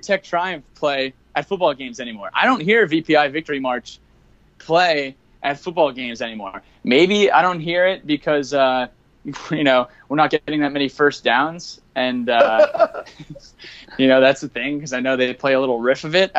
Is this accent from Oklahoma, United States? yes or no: no; New Jersey, United States; I'm from New Jersey